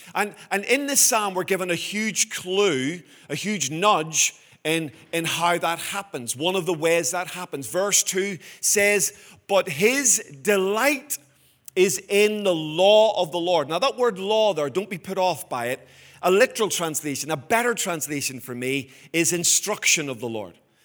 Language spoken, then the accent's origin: English; Belfast, Northern Ireland, United Kingdom; when I was a boy growing up in Belfast.